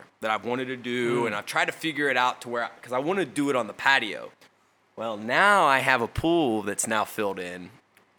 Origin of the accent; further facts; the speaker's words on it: Kentucky, United States; I'm from Kentucky